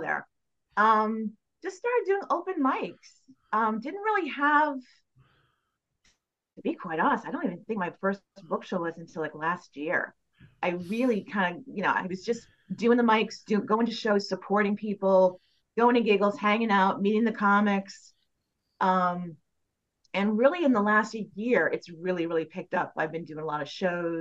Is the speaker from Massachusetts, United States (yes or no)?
yes; Mansfield, Massachusetts, United States; I was doing a show in Mansfield, my hometown